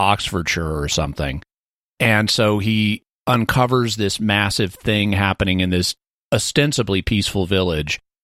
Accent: United States; as an American

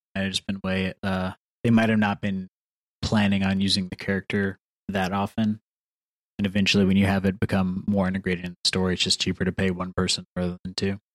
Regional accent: the South, United States; I'm from the South

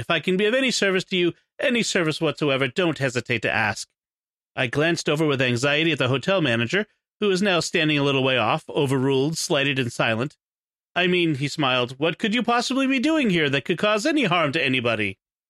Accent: England, United Kingdom; This was especially disconcerting because I'm from England, and I'm not used to being spied on.

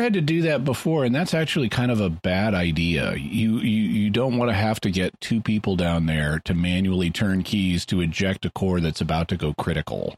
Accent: Corpus Christi, Texas, United States; Corpus Christi, my hometown, my, or my birth town

